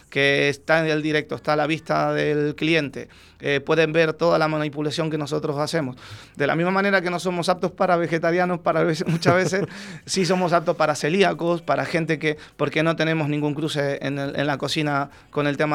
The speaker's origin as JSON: {"language": "Spanish", "country": "Argentina", "said": "uno facilita eh, a veces la manera de hablar para que te entiendan, porque si hablo como, en Argentina, pues hablas rápido"}